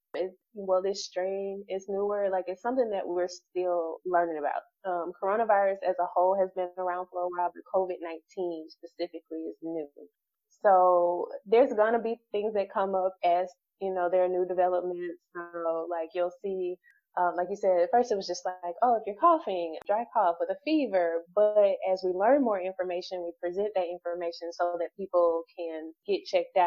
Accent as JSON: {"language": "English", "region": "Alabama", "country": "United States", "said": "I'm originally from Alabama."}